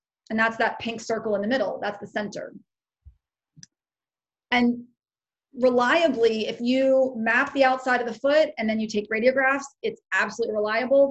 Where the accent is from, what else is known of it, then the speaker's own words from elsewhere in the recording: Pennsylvania, United States; my home state